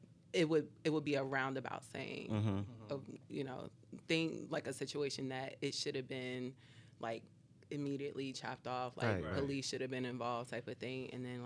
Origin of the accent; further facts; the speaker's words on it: North New Jersey, United States; growing up in North New Jersey